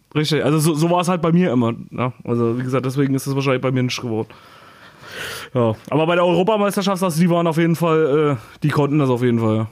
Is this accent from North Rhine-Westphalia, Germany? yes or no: no; Thuringia, Germany; born or raised there; moved away